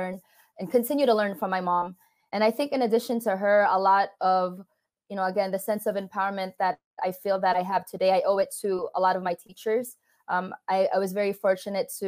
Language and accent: English; California, United States; also born or lived in Philippines; we moved from the Philippines to California, my parents got a divorce shortly thereafter. And so as I grew up